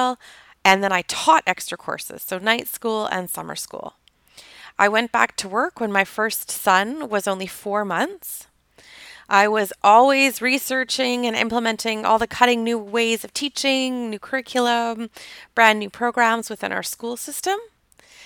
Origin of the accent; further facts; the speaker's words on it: Toronto, Ontario, Canada; I grew up in Toronto, Ontario, Canada